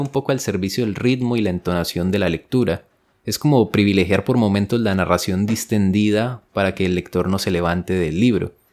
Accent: Colombia; yo soy colombiano

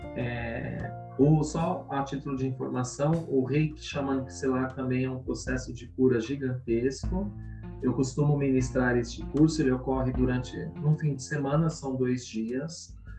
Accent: São Paulo, Brazil; moro em São Paulo, nasci em São Paulo capital

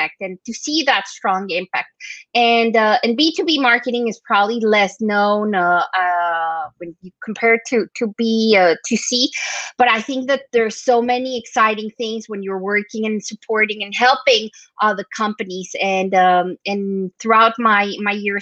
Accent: Colombia; moved away as an adult; now in Europe; I'm from Colombia, so I immigrated to Europe a long time ago

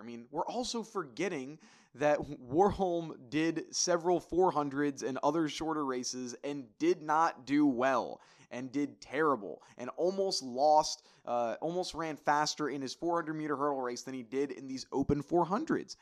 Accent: Northeast, United States; I'm from the Northeast area

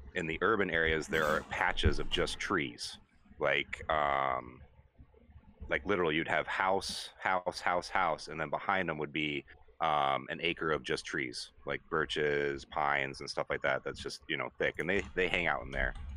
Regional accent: Anchorage, Alaska, United States; moved away; I grew up in Anchorage, which is the big city in Alaska

